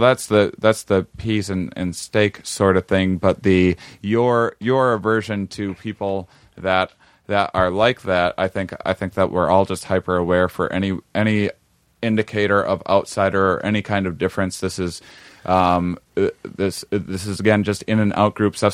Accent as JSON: {"language": "English", "region": "Wisconsin", "country": "United States", "said": "I'm from Wisconsin, we eat very bland food there"}